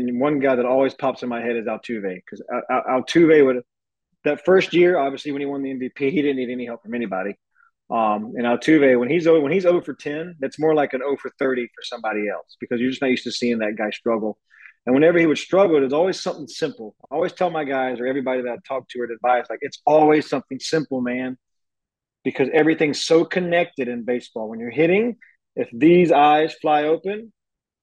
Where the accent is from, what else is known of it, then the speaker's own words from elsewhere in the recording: Georgia, United States; moved away as an adult; now in Houston, United States; I'm from Georgia